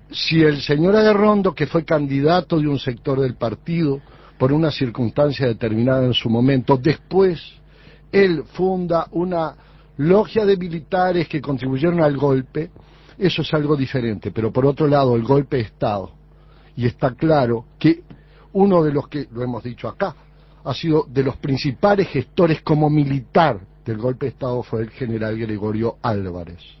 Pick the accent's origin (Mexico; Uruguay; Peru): Uruguay